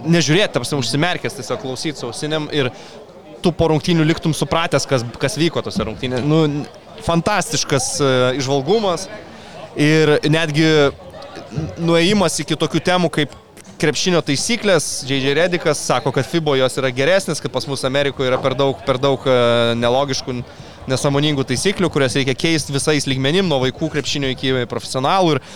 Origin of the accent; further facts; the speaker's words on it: Lithuania; mes lietuviai